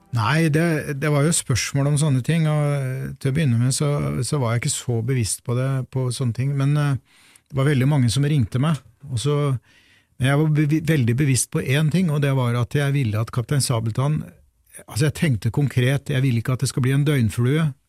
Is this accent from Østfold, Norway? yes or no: yes; Fredrikstad, Østfold, Norway; moved away; jeg i sin tid ble født og vokste opp i Fredrikstad